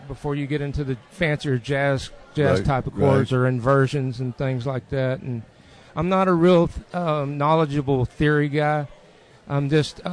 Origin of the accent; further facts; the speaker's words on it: Pasadena, Texas, United States; also born or lived in Deer Park; I was born and raised in Pasadena and lived a short while in Deer Park